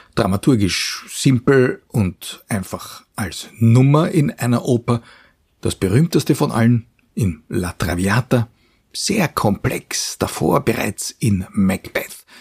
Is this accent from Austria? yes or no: yes; Vienna, Austria; als Wiener und Kenner der heurigen Atmosphäre